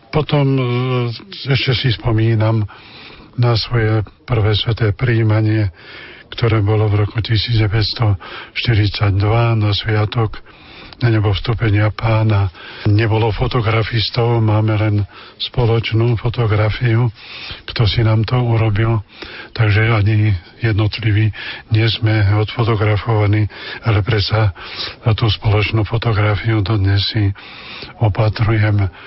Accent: Vlachy, Žilina Region, Slovakia; u nás vo Vlachoch bol taký nepísaný zákon, že chlapec mohol ministrovať až keď bol na prvom svetom príjmaní, teda po druhej triede, tak aj ja som hneď začal ministrovať

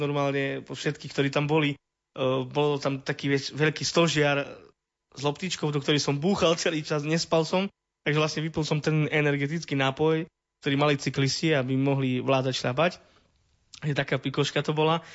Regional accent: Soľ, Prešov Region, Slovakia; pochádzam zo Soli. Vyrastal som v osade.

